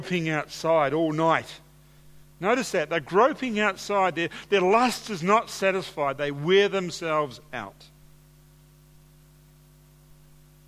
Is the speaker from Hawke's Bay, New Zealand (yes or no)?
yes; Hawke's Bay, New Zealand; moved away; I grew up in Hawke's Bay